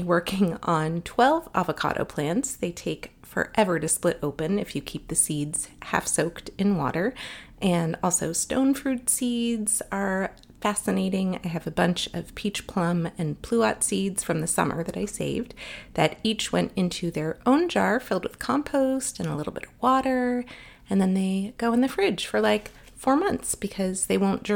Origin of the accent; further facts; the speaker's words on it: Los Angeles, California, United States; I was born and raised in Los Angeles